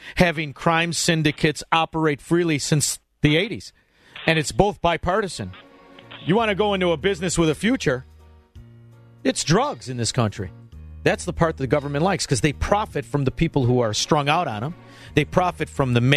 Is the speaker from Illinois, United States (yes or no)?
yes; Chicago, Illinois, United States; now in Florida, United States; I'm from Chicago. We don't speak well